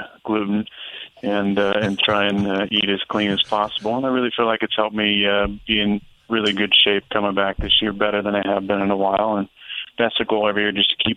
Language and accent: English; Northern California, United States; I'm from Northern California as well